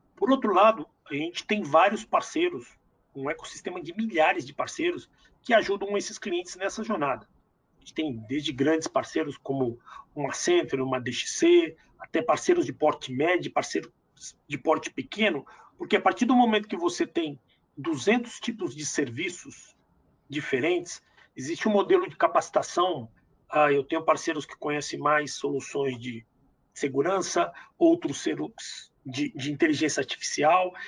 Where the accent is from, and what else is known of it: Brazil